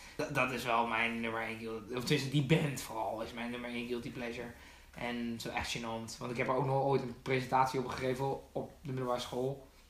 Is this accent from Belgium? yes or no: no; Netherlands; onze cultuur als Nederlanders